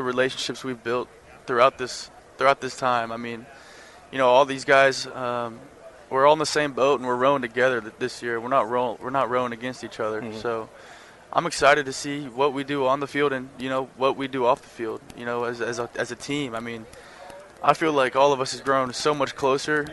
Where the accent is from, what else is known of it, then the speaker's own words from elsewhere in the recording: Texas, United States; growing up in Texas